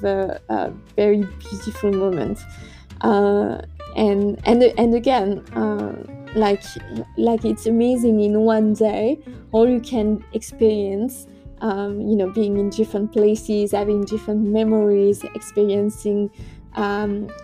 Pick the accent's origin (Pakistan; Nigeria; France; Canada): France; Auvergne-Rhône-Alpes; moved away; also born or lived in Adelaide, Australia; I think a lot about my hometown region in France. Because I come from a region called Auvergne, which is right in the center of France